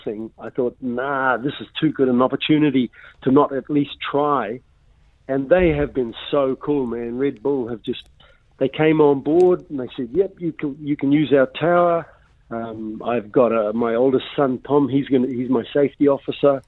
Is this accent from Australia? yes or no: no; Russell, Northland, New Zealand; I grew up in Russell